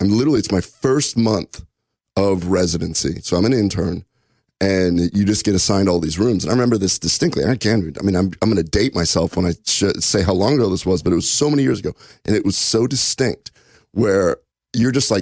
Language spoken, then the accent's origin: English; Omaha, Nebraska, United States; I'm from Omaha. My dad was a butcher